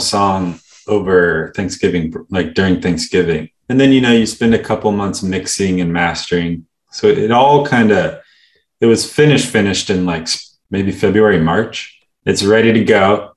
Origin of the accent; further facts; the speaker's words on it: California, United States; we grew up in California